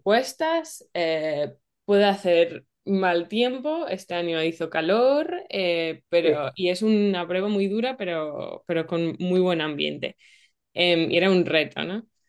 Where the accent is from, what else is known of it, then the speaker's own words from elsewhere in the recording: England, United Kingdom; yo soy de Inglaterra